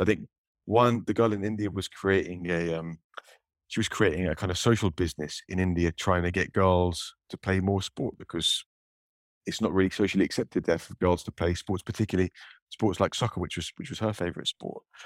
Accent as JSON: {"language": "English", "country": "United Kingdom", "said": "my, my home country, Great Britain"}